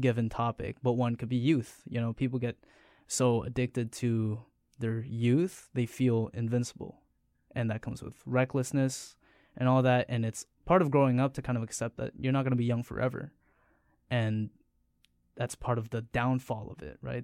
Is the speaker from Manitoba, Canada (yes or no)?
yes; Steinbach, Manitoba, Canada; moved away; I'm originally from Steinbach